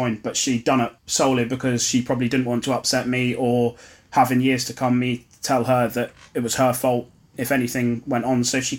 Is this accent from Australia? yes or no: no; Ipswich, East of England, United Kingdom; So I grew up in Ipswich and had six brothers and sisters.